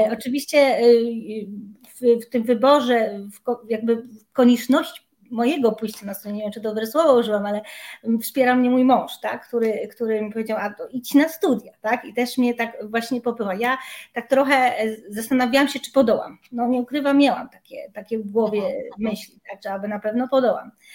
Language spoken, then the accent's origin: Polish; Silesian Voivodeship, Poland; pochodzę z Górnego Śląska